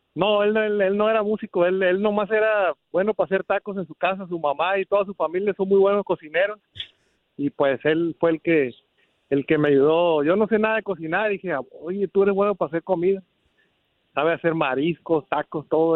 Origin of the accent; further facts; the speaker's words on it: Sinaloa, Mexico; now in Los Angeles area, United States; como somos de Sinaloa